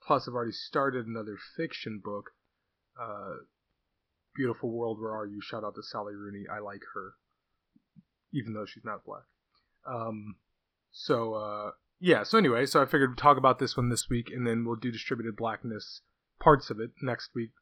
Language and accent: English; California, United States; I'm Californian